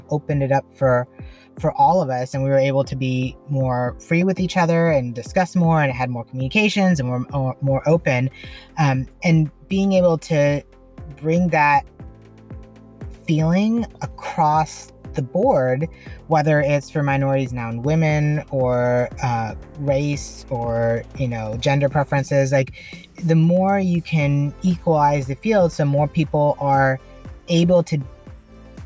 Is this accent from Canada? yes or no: no; India; now in United States; I was born in India and how I came to the U.S.